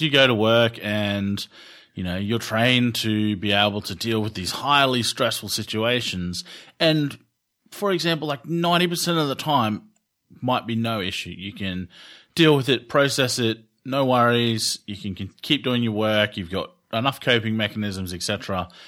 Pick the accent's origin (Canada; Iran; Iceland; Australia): Australia; I'm Australian